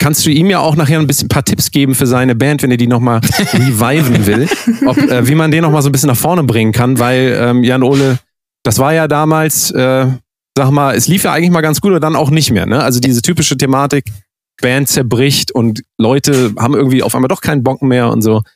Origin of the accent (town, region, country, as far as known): near Wetzlar, Hesse, Germany